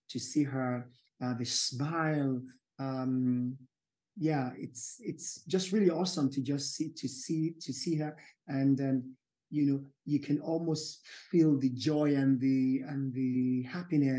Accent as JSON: {"language": "English", "region": "Yorubaland", "country": "Nigeria", "said": "I'm Yoruba from Nigeria, West Africa"}